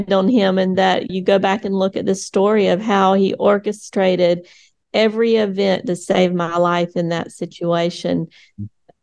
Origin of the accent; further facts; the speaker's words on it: United States; I grew up in the United States